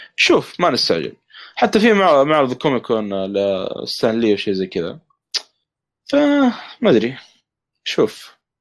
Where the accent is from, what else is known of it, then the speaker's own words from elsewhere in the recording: Saudi Arabia; عندنا في السعوديه